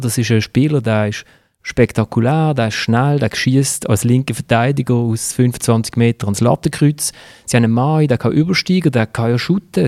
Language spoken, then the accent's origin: German; Basel, Basel-Stadt, Switzerland; als Basler, wo in der Nazi B groß geworden ist